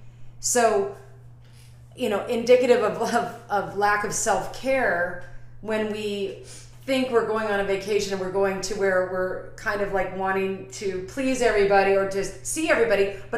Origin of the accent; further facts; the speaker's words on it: Northern California, United States; now in Tucson, United States; my hometown in Northern California